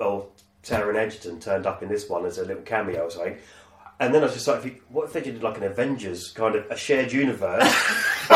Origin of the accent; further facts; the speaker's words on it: United Kingdom; we're British